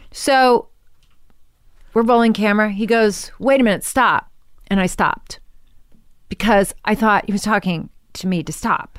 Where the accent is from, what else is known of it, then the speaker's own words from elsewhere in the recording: Washington, District of Columbia, United States; also born or lived in New York; now in Los Angeles, United States; I was born in New York, and then I moved to Washington when I was, like, eight.